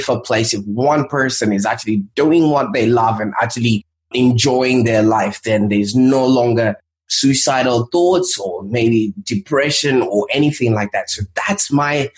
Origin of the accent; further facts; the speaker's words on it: Zimbabwe; moved away; I was born in Zimbabwe